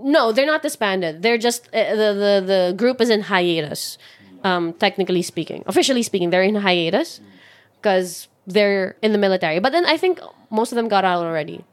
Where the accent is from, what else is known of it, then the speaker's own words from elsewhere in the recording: Philippines; I'm still Filipino